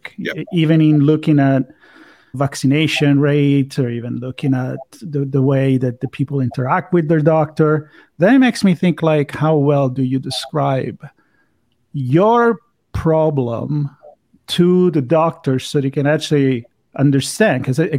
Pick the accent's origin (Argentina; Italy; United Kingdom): Italy; English is a second language; I'm from Italy, so I'm a fan of the Mediterranean diet.